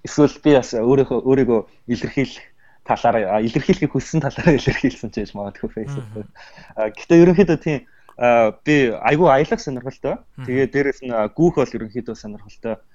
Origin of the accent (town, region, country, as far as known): Mongolia; moved away as an adult; now in United States